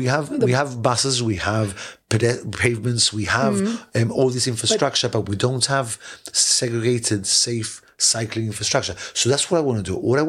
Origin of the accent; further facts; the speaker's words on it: London, United Kingdom; now in Gibraltar; I was born in London, yeah.